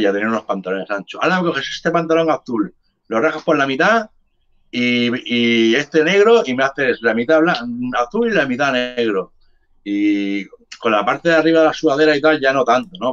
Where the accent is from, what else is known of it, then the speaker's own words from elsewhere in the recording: Barcelona, Catalonia, Spain; also born or lived in Cádiz / Jerez de la Frontera; yo soy nacido en Cádiz. Yo me vine aquí con un mes a Barcelona, que mi madre me trajo